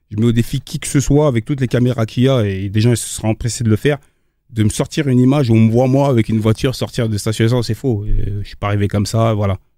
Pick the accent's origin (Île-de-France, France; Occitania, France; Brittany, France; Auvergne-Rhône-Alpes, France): Île-de-France, France; Aubervilliers; Voilà, j'ai grandi à Aubervilliers, je suis arrivé à Villiers-le-Bel